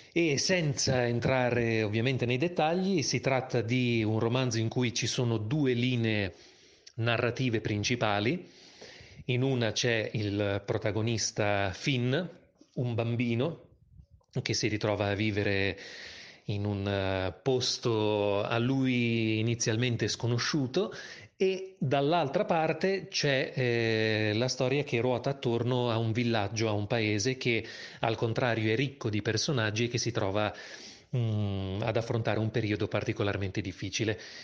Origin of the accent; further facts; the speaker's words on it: Bologna, Emilia-Romagna, Italy; moved away as an adult; also born or lived in Rome; now in Milan, Italy; sono nato a Bologna nel lontano 1982, ma ormai vivo a Milano già da più di un decennio